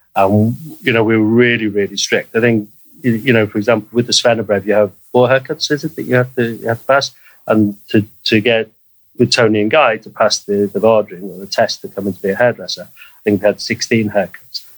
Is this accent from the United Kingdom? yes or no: yes; Liverpool, North West England, United Kingdom; moved away as an adult; also born or lived in Spain; now in Norway; I grew up in Liverpool in the 1970s and 1980s